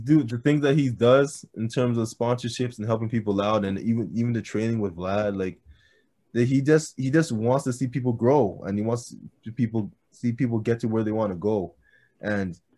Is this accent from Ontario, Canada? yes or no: yes; Brampton, Ontario, Canada; I'm from Brampton.